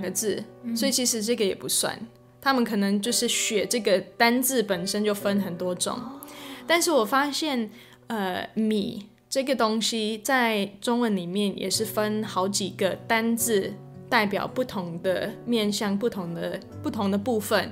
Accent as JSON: {"language": "Chinese", "region": "Florida", "country": "United States", "second_language": "Chinese", "moved": "as an adult", "lives_now": "Yilan, Taiwan", "said": "我来自佛罗里达州，然后我来台湾四年，搬来宜兰，呃，快三年了"}